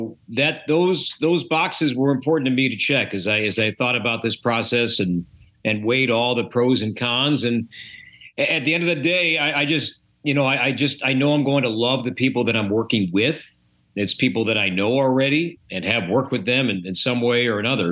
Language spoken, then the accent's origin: English; Chicago, Illinois, United States; moved away as an adult; now in Minnesota, United States; I grew up in the Chicagoland area